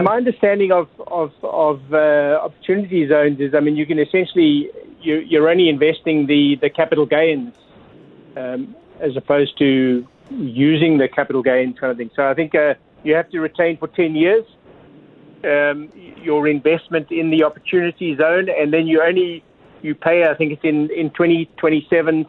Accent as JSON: {"language": "English", "country": "South Africa", "moved": "yes", "said": "I'm originally from South Africa"}